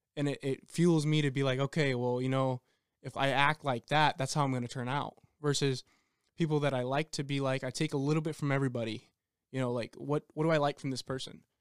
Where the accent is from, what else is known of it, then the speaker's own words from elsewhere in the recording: El Paso, Texas, United States; I'm from El Paso, Texas